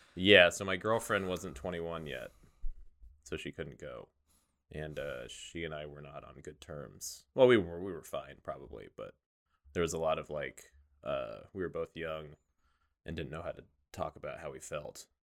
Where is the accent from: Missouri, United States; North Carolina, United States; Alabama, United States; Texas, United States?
Missouri, United States; Weston; I grew up in Weston, Missouri